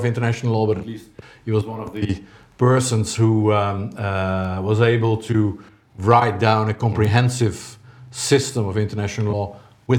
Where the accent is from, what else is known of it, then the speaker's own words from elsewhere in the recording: Netherlands; I'm Dutch or from Dutch experience